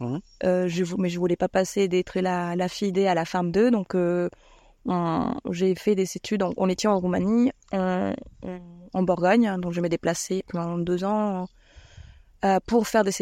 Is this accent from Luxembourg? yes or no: no; Bogotá, Colombia; French is a second language; moved away as an adult; also born or lived in Rennes, France / Romania; now in Albé, France; Je viens des Colombie, des Bogota, de la capitale. Euh, j'ai atterri à Rennes il y a une 14 ans.